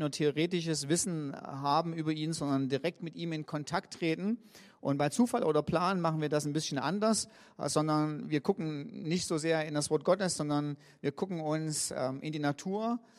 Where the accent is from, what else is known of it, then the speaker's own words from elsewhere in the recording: Riesa, Saxony, Germany; ich komme aus Riesa